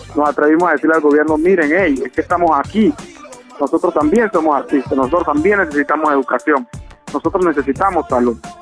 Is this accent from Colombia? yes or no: yes; Buenaventura, Valle del Cauca, Colombia